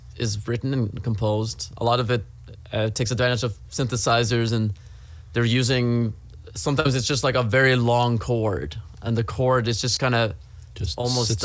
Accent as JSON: {"language": "English", "town": "Trondheim", "region": "Trøndelag", "country": "Norway", "tie": "born or raised there", "moved": "as an adult", "lives_now": "Los Angeles, United States", "said": "I'm from Norway, first of all. I'm from the third largest city of Norway, which is Trondheim"}